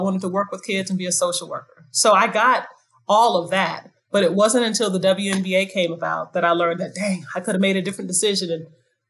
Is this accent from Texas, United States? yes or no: no; Bronx, New York, United States; born there; I was born in the Bronx. My first babysitters were Puerto Rican.